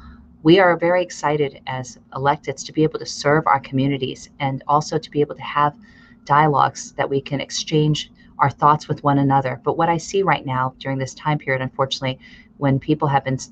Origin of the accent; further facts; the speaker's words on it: United States; also born or lived in Chicago, Illinois / Pennsylvania; now in Fremont, United States; Growing up, I grew up in Chicago and Pennsylvania, and during a period of the Vietnam War era.